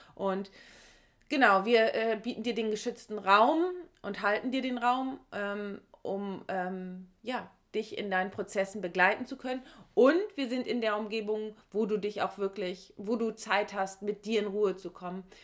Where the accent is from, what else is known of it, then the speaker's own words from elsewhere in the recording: Heiligenhafen area, Schleswig-Holstein, Germany; in meiner Region oder in meiner Heimat